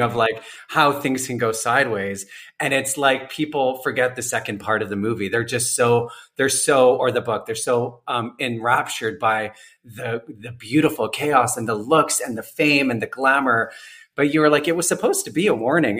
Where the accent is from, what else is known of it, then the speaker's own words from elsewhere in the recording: Calgary, Alberta, Canada; moved away as an adult; also born or lived in Vancouver, Canada; now in Toronto, Canada; I spent my teens in the prairies, like in Alberta